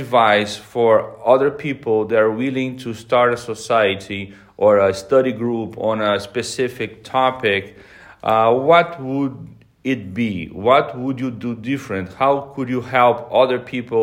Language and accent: English; Brazil; I'm from Brazil